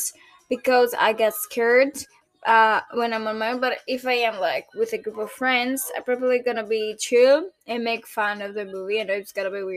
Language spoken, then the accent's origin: English; Greece; I'm a Greek girl, almost 23, turning 23 in August. This August, on 2025. I'm from Greece.